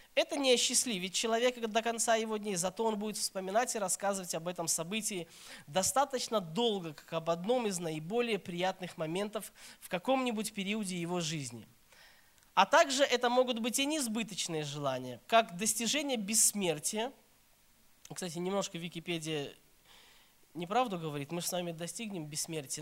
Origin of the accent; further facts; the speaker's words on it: Minsk, Belarus; moved away as an adult; also born or lived in Kyiv; now in Saratov, Russia; я с Беларуси, я сам родом с Минска, с Беларуси, белорус, так что простите, если какой-нибудь там акцент будет